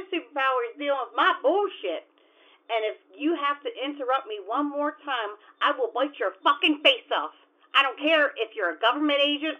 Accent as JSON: {"language": "English", "town": "San Antonio", "region": "Texas", "country": "United States", "said": "I am from San Antonio, Texas, for the love of Pete."}